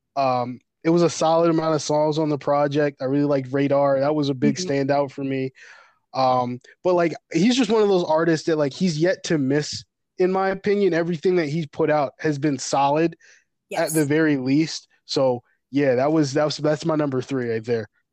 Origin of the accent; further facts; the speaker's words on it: New York, United States; I'm from New York